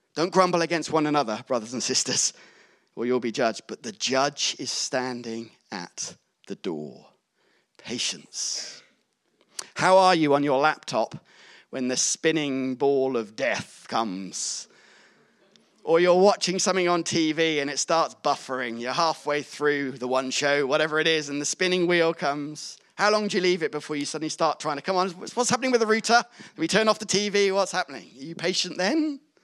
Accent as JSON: {"language": "English", "town": "Gloucester", "region": "South West England", "country": "United Kingdom", "tie": "born or raised there", "said": "I grew up in Gloucester"}